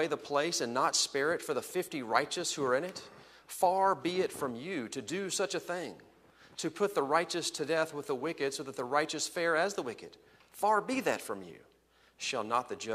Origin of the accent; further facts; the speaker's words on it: Texas, United States; also born or lived in Los Angeles / Washington, D.C.; now in Chicago area, United States; Texas, my home state